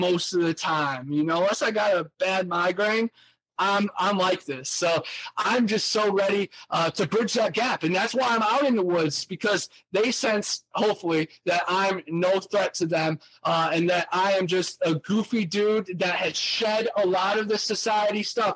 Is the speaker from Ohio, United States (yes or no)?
yes; Ohio, United States; now in Florida, United States; I am loud and proud that I'm from Ohio